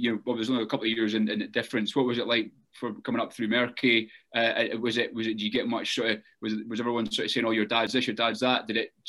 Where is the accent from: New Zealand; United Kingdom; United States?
United Kingdom; Kelso, Scotland; accent: Scottish; Going back to the Scottish accent, I remember obviously being a lad from Kelso, and my accent had to change quite a lot when I joined the Grange.